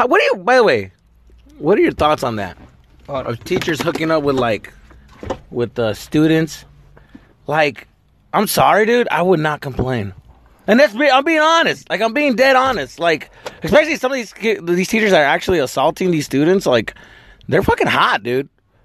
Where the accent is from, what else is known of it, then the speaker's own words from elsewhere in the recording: Arizona, United States; moved away; I'm from Arizona